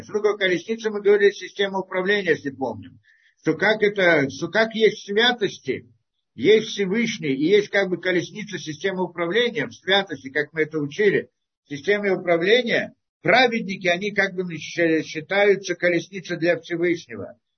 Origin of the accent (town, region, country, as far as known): Russia